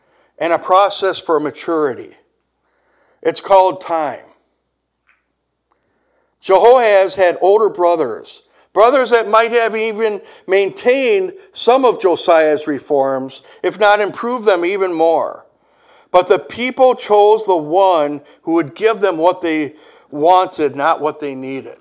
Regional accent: Kenosha, Wisconsin, United States; my hometown

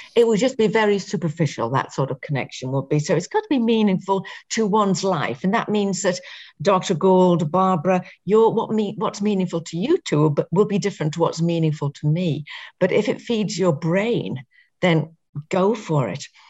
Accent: England, United Kingdom; growing up in England

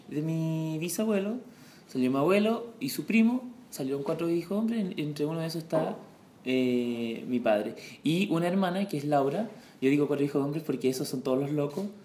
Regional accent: Santiago, Santiago Metropolitan Region, Chile; Yo nací en Santiago y vivido toda mi vida en Santiago.

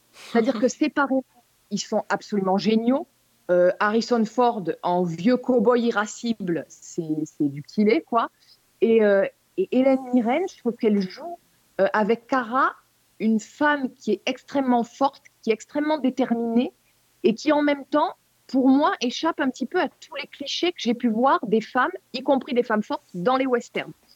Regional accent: France; chez nous en France

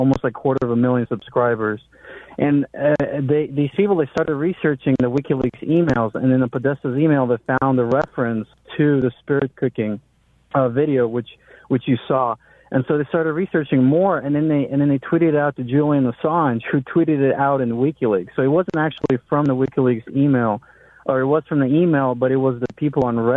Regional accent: Ukraine; now in Missouri, United States; I was a guy from Ukraine

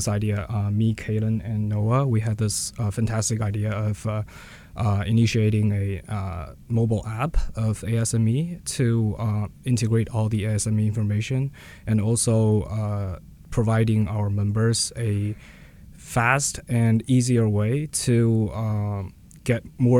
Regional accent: Beijing, China; moved away; I'm from Beijing, China

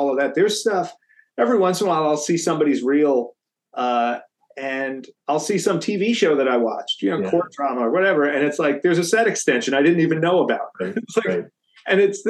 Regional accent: East Coast, United States; I'm East Coast

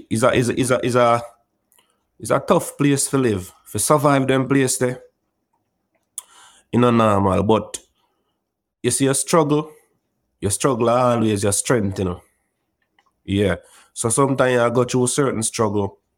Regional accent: Bellevue, Portland, Jamaica; No, Bellevue is a is a tranquil little community, you know. And when most people hear about Bellevue, some of them think uh, at the Bellevue at Kingston

